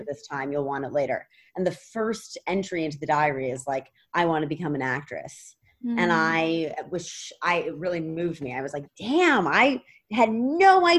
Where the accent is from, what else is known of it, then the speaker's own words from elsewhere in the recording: New York, United States; I grew up in New York